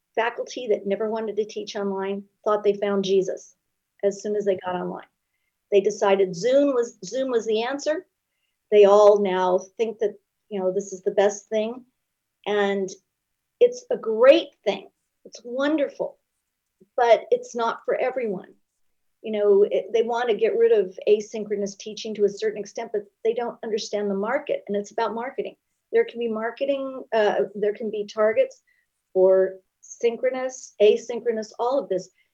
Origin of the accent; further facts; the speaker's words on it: Long Beach, California, United States; I grew up in Long Beach